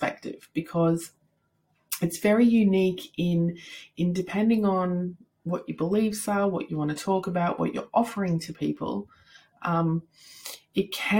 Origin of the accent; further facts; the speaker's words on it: Australia; I am from Australia